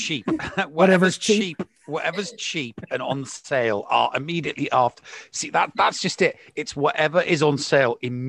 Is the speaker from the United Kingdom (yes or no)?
yes; England, United Kingdom; I'm an Englishman and an ex-squaddy